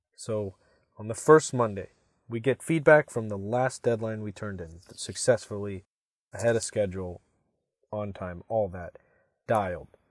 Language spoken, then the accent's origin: English; Katy, Texas, United States; moved away as an adult; also born or lived in Michigan; I was born in Katy, Texas